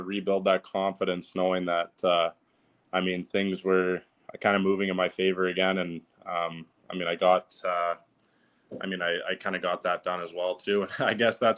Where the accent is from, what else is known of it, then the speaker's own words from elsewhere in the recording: London, Ontario, Canada; I was back home in my hometown, London, Ontario